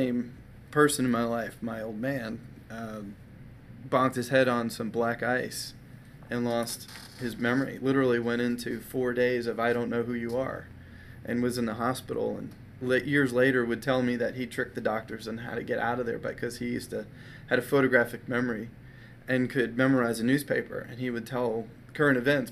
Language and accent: English; Maryland, United States; I grew up in my adolescent years, I grew up in Maryland